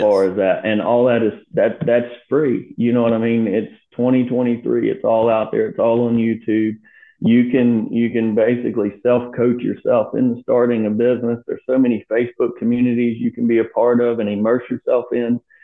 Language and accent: English; Myrtle Beach, South Carolina, United States; also born or lived in West Virginia; born and raised in Myrtle Beach